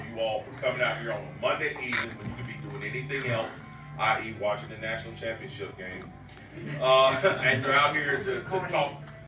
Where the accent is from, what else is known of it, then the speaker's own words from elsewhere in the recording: Greensboro, North Carolina, United States; born and raised in Greensboro with the Greensboro City Schools